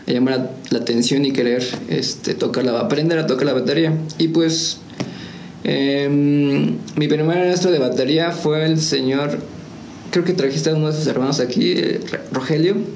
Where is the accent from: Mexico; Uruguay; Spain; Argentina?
Mexico; Nepantla, State of Mexico; born there; now in San Juan del Río, Mexico; bueno, se puede decir que ya soy de aquí de San Juan, pero ya llevo muchos años viviendo aquí en San Juan, como unos 22, 23. Este, entonces pues yo soy de aquí, pero nací en Nepantla, Estado de México.